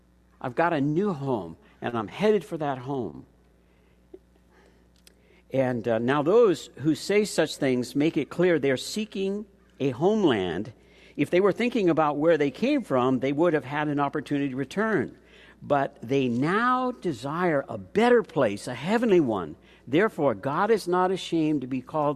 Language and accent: English; Chula Vista, California, United States; I grew up down in Chula Vista, and when I walked to middle school, I could look across the city down and look across San Diego Bay